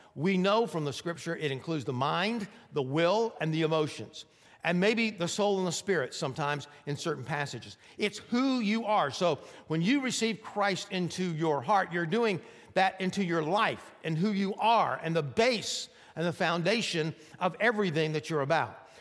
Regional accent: Bogart, Georgia, United States; growing up in Bogart, Georgia, right outside of Athens, Georgia

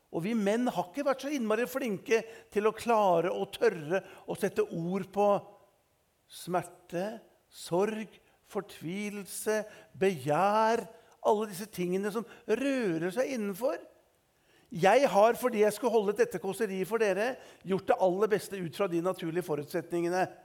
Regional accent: Eastern Norway, Norway; som østlending

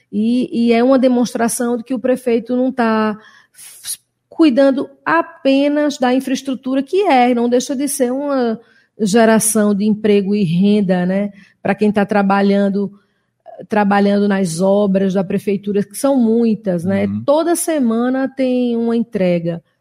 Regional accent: Northeast Region, Brazil; Eu sou suspeita, sou nordestina

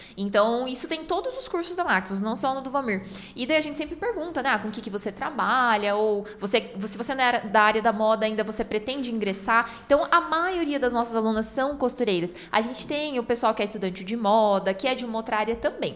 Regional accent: Paraná, Brazil; nós somos do Paraná

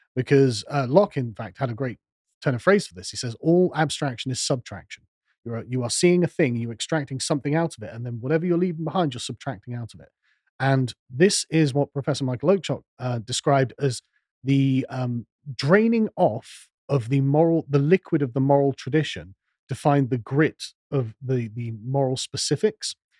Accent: England, United Kingdom; I'm an Englishman

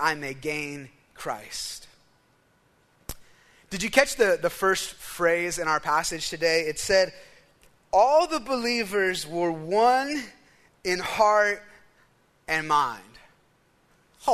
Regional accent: United States; as an American

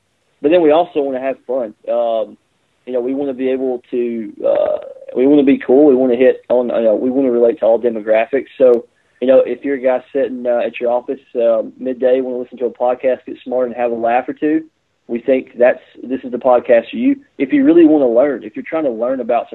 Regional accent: Alabama, United States; I'm from Alabama, so you learn about God and you learn about guns and you learn about football in that order

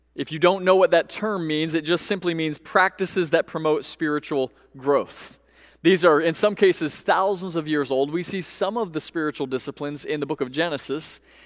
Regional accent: Central Florida, United States; Growing up in Central Florida

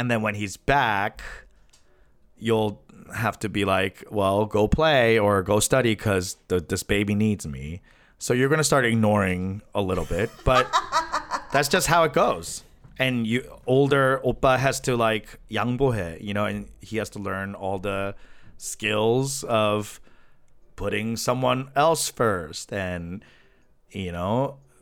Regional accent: New Jersey, United States; also born or lived in Flushing, New York; we moved from Flushing to New Jersey because of my dad

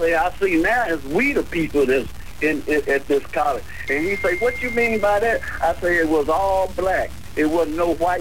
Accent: Crockett, Texas, United States; I was born April the 1st, 1946 at 8:30 on the piano stool at Mayrabbin College in Crockett, Texas.

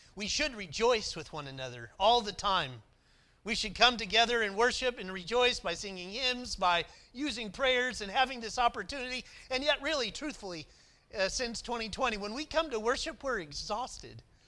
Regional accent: McAlester, Oklahoma, United States; moved away; also born or lived in Lynchburg; I grew up in Oklahoma

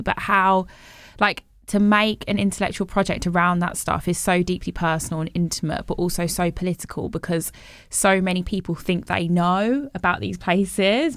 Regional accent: Bromsgrove, West Midlands, United Kingdom; I grew up in the West Midlands in, in a town called Bromsgrove

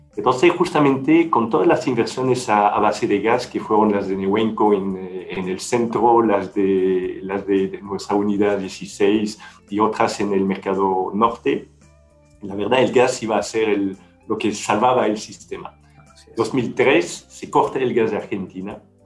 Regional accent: Belgium; Spanish is a second language; moved away as an adult; now in Chile; fuera de Bélgica

